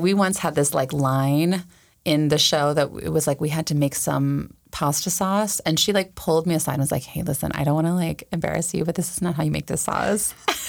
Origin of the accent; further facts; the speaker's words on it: the South, United States; also born or lived in Williamsburg, Virginia; now in Los Angeles, United States; I grew up in the South